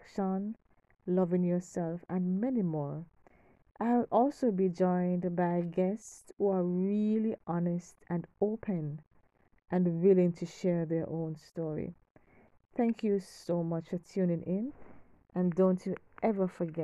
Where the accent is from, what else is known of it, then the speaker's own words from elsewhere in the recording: Kingston, Jamaica; I'm from Kingston, Jamaica